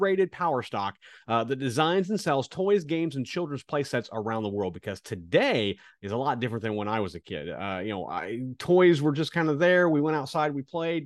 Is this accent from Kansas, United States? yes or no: yes; Kansas, United States; growing up in Kansas, uh, as a kid, m-, my family didn't have a lot of money.